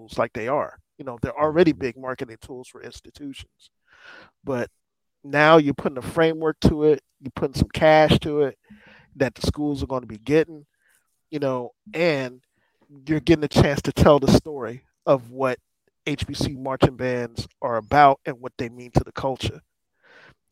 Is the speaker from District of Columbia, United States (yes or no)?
yes; Washington, District of Columbia, United States; I'm a DC kid, and I mean, when I grew up on Howard and Norfolk State